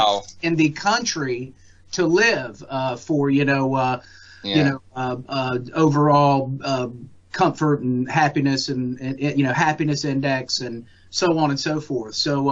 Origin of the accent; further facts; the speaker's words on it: Fayetteville, North Carolina, United States; I was born and raised here in Fayetteville